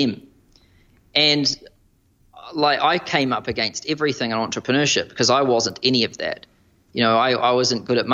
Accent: New Zealand; moved away as an adult; now in Manhattan, United States; as a New Zealander

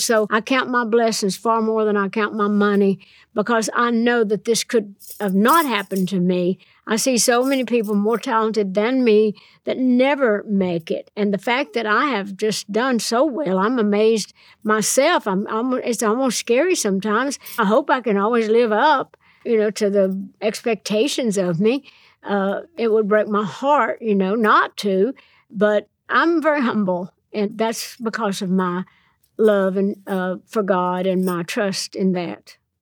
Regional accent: Nashville, Tennessee, United States; I'm from Nashville. I'm a songwriter.

